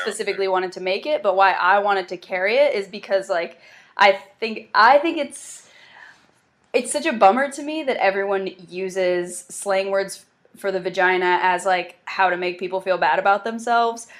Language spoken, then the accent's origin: English; South Carolina, United States; also born or lived in Myrtle Beach, South Carolina / Charleston, South Carolina; grew up kind of around Myrtle Beach and then a little around Charleston and South Carolina